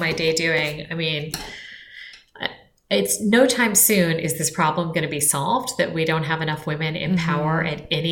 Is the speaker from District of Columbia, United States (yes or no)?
yes; Washington, District of Columbia, United States; I grew up in Washington, D.C., and I grew up to really political parents.